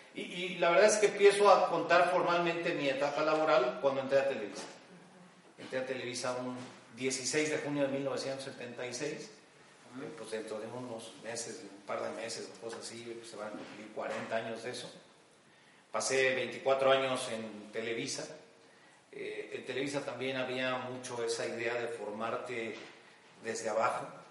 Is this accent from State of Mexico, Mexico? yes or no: no; Mexico City, Mexico; moved away as an adult; now in Guadalajara, Mexico; Yo nací en la Ciudad de México hace 61 años y prácticamente eh, crecí, viví, eh, estudié, trabajé durante 60 eh, años, 59 años de mi vida en la Ciudad de México antes de venir a Guadalajara donde resido ya hace un par de años